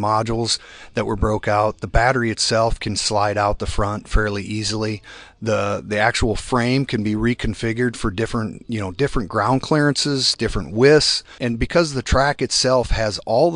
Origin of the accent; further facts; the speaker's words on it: Iowa, United States; I am from Iowa